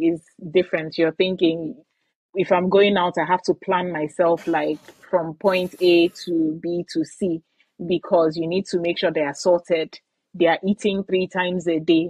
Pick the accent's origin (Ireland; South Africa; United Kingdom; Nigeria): Nigeria; Aba, Abia; moved away as an adult; now in Calgary, Canada; I was born and raised in Aba, in in Nigeria